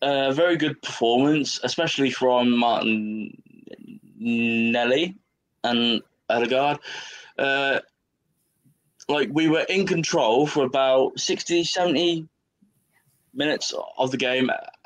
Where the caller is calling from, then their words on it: East of England, United Kingdom; If you look at England on the map, and to the like to the very edge on the right, that's where I am.